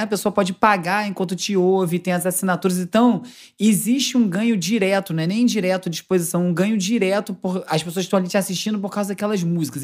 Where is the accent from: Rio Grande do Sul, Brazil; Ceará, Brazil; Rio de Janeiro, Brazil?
Rio de Janeiro, Brazil; Carioca; accent: carioca